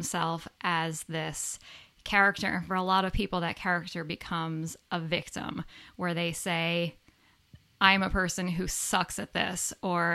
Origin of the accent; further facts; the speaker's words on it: a suburb of New York City, United States; moved away as an adult; also born or lived in Central Connecticut; I grew up in New York, a suburb of New York City